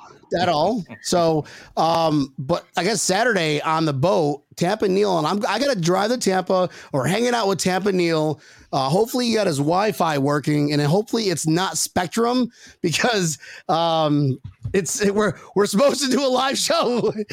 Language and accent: English; Philippines; I'm Filipino, so I'm 5'6" on a ladder.